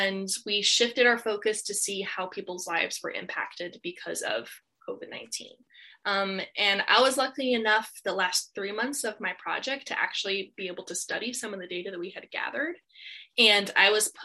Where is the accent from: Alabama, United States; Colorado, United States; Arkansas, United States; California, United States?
Colorado, United States; now in Port Angeles, United States; I grew up in Colorado